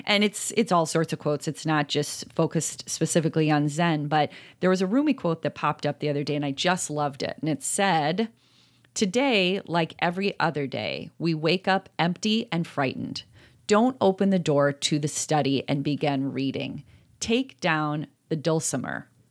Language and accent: English; Appalachia, United States; I'm from Appalachia